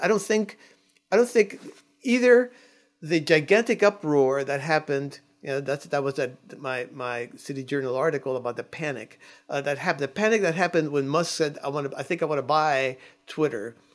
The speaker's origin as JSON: {"language": "English", "country": "Cuba", "moved": "yes", "lives_now": "United States", "said": "I'm an immigrant. I came from Cuba."}